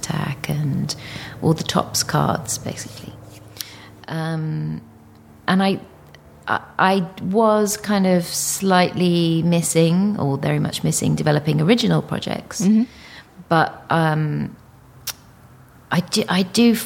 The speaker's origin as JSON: {"language": "English", "country": "United Kingdom", "also_born_or_lived": "Singapore", "said": "being a Brit"}